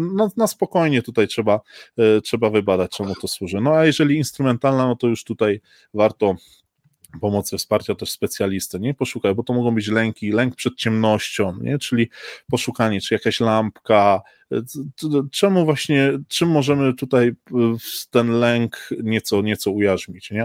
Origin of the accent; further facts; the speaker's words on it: Silesian Voivodeship, Poland; jestem tutaj ze Śląska